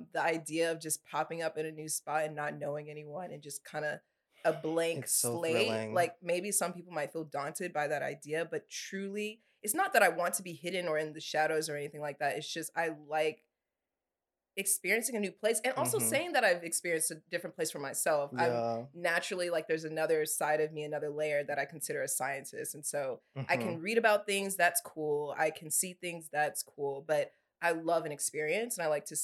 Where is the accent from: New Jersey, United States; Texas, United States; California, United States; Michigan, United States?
Texas, United States; Dallas; moved away; my hometown